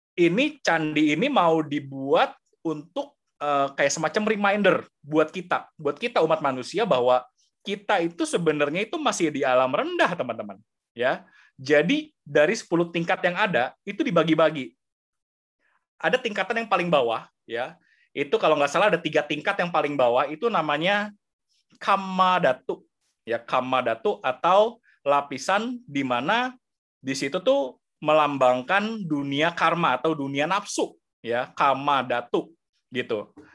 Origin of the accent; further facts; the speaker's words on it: Indonesia; kita lahir di sini, kita umat Buddha. Lahir di Indonesia, di zaman sekarang